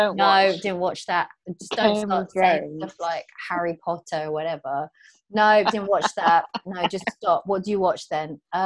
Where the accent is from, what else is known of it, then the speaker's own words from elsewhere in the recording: Philippines; I'm Filipino.